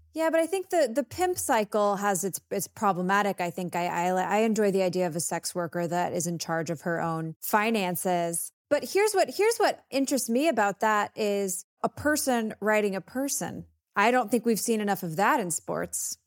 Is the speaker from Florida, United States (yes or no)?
no; Texas, United States